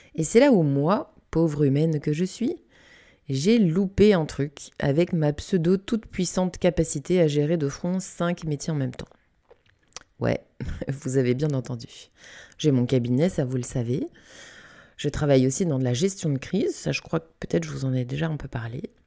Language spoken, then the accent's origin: French; Canada; j'ai grandi au Canada, dans une forêt